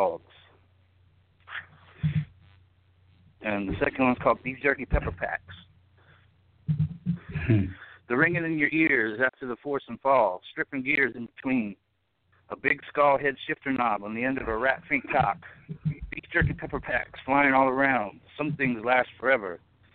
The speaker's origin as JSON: {"language": "English", "region": "the South", "country": "United States", "moved": "yes", "lives_now": "Newark, Illinois, United States", "said": "actually a southern boy in Northern Territory right now"}